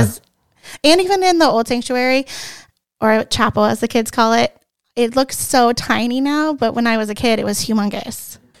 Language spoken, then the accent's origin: English; Hilliard, Ohio, United States; I am from Hilliard, Ohio. I actually am from Saint John, and I've been a member my whole entire life.